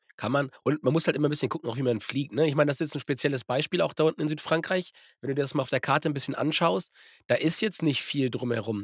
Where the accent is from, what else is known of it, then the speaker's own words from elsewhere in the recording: Germany; bei uns in Deutschland